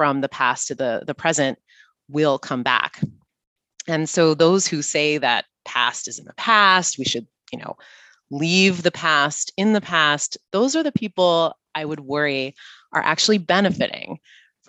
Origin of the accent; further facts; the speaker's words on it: United States; we in the US